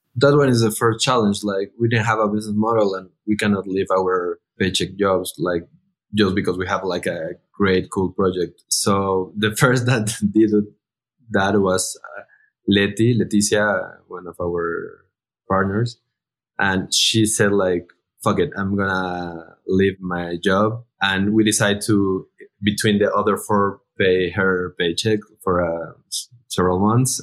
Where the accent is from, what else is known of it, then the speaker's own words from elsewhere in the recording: Mexico; all the founders, we are from Mexico